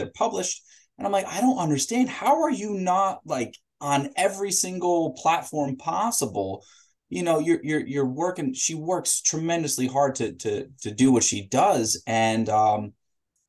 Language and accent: English; Sussex County, New Jersey, United States; I grew up in Sussex County, so the north, you know, the very top of the state, the actual North Jersey